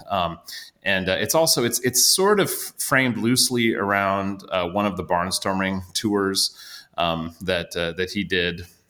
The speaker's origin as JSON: {"language": "English", "region": "Iowa", "country": "United States", "tie": "born or raised there", "said": "I grew up in Iowa, but my extended family is all kind of from the St. Louis area"}